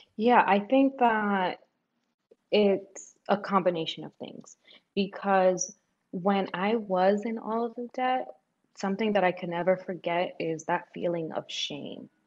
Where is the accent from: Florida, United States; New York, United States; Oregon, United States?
New York, United States; also born or lived in Dominican Republic; I grew up in New York, even though I was born in the Dominican Republic.